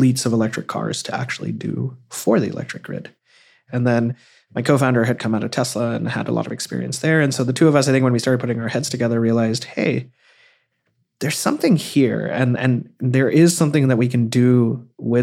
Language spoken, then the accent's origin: English; Cyprus; moved away; also born or lived in India; I grew up most of my life actually in the Eastern Mediterranean in a small country called Cyprus. And I was born in India though